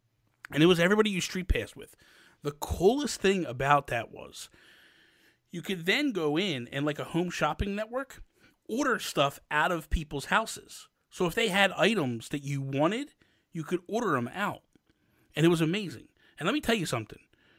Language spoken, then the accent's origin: English; New Jersey, United States; I am not from Philly. I am from New Jersey. I'm from Jersey, but I'm from South Jersey. I'm about 20 minutes from Philly.